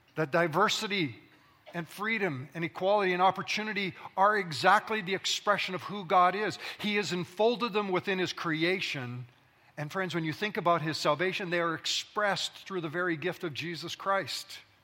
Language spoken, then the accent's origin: English; Alberta, Canada; also born or lived in British Columbia; now in Ontario, Canada; I was born in Alberta, that is the prairie provinces of Canada. I spent my formative years running through grain fields, coulees, and valleys and streams